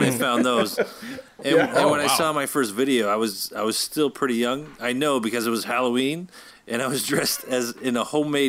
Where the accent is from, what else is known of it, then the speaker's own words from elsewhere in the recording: Brampton, Ontario, Canada; I grew up in Brampton